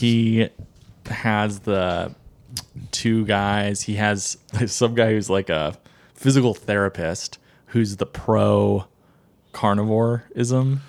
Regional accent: New England, United States; growing up in New England

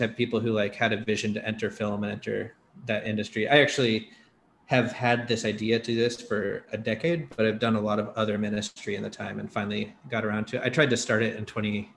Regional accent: Seattle, Washington, United States; I'm from Seattle

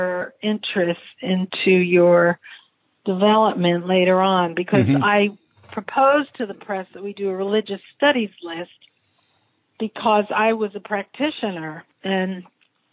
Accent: New Jersey, United States; moved away; also born or lived in California / Japan / New Haven; I was from New Jersey originally

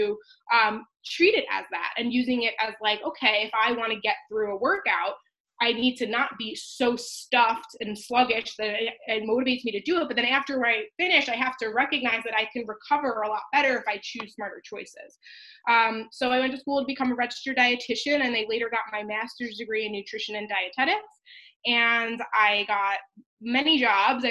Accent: Long Island, New York, United States; I grew up on Long Island, New York

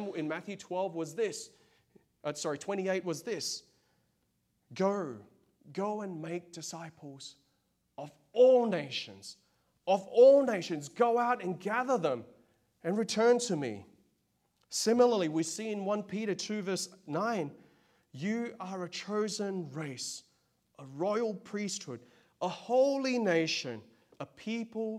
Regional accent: Australia; now in United States; I'm from Australia, of Chinese

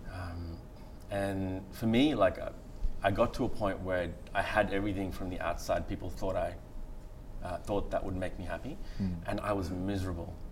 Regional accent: far north Queensland, Australia; born or raised there; also born or lived in Galle, Sri Lanka

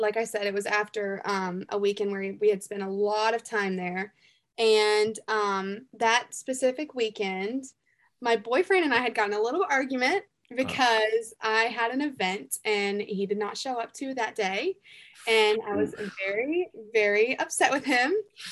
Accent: the South, United States; I'm from the South. Like some people say, I talk like a hick

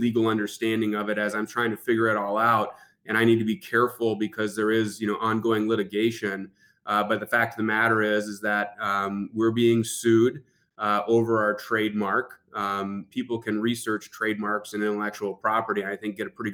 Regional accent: Marquette, Michigan, United States; I'm from Marquette, Michigan. We're in the Upper Peninsula

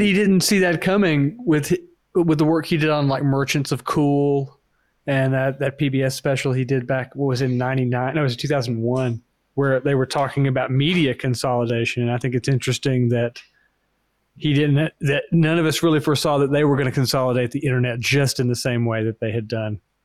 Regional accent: Georgia, United States; moved away; I grew up in Georgia

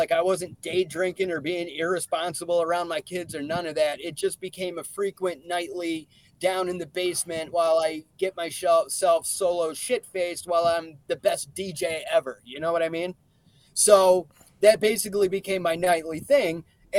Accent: Binghamton, New York, United States; an opportunity for me to check out indie wrestling in my hometown, but it's actually going down in an American Legion that literally was right around the corner from an apartment I used to live in.

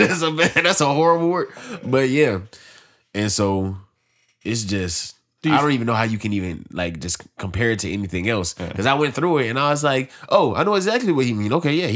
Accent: United States; Well, I say we because we're American.

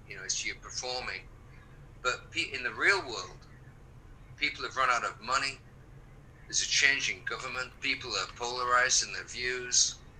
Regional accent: England, United Kingdom; moved away as an adult; also born or lived in East Coast, United States; now in California, United States; I'm being British, being English. I mean, I was raised with the rain and the fog and the wind and the seasons changing

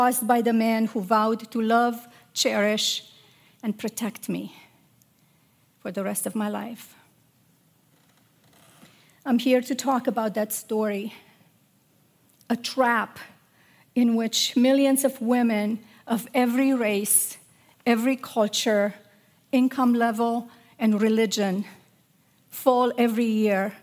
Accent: Romania; moved away; I grew up in Romania, a country that was as beautiful as it was troubled.

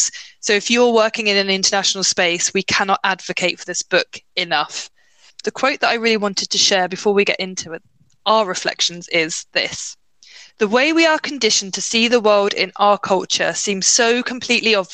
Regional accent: United Kingdom; as a British person, sorry, a UKer

